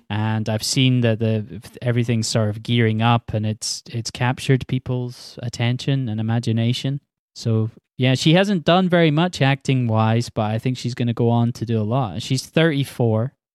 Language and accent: English; Scotland, United Kingdom; I'm Scottish